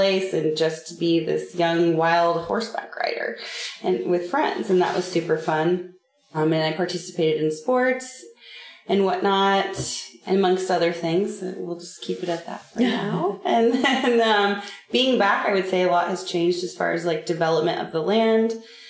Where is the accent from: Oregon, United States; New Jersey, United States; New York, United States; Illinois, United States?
Oregon, United States; Grants Pass; Growing up here was great. I mean, I rode horses